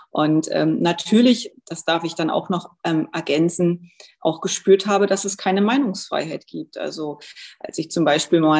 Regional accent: Germany; Ich bin in der früheren DDR geboren und aufgewachsen.

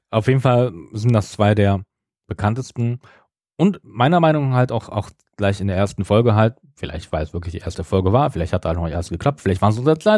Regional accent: West Germany, Germany; Also hier zumindest da, wo ich groß geworden bin, hier in Westdeutschland.

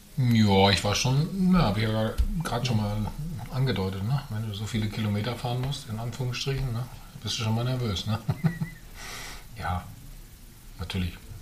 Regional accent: Bad Salzuflen, North Rhine-Westphalia, Germany; moved away; also born or lived in Herford; ich bin in Herford bin ich geboren, aber nur im Krankenhaus, weil es in Bad Salzuflen eben kein Krankenhaus gab mhm. hm? zu der Zeit. Ähm, ja, aber ich bin in Bad Salzuflen aufgewachsen

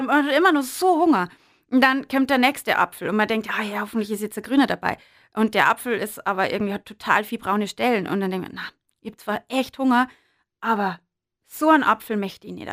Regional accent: Berchtesgaden, Bavaria, Germany; also born or lived in Bischofswiesen; ich äh, bin aus dem südlichen Landkreis. Genau, bin in Berchtesgaden geboren

